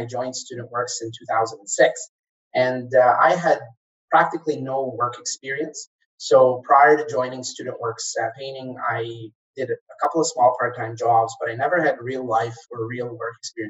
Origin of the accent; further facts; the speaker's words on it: Kuwait; moved away as an adult; also born or lived in Egypt; now in Canada; I'm originally from Egypt, but I grew up in Kuwait